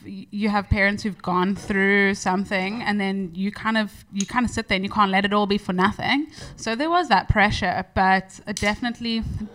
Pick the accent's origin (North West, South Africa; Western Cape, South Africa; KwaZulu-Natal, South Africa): Western Cape, South Africa; Cape Town; I'm from the hood. I grew up in like okay, so my dad's coloured and my mom's white. So I grew up like in Bonteville side.